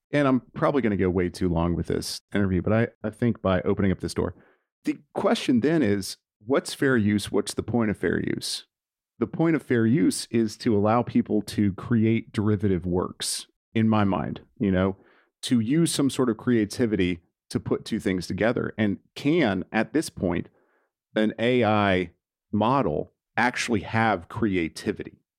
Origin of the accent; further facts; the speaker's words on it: Nashville, Tennessee, United States; 'cause I'm from Nashville